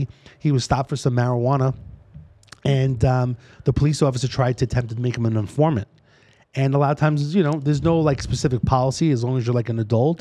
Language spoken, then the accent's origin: English; New York City, New York, United States; accent: East Coast; moved away as an adult; now in Las Vegas, United States; born and raised in New York City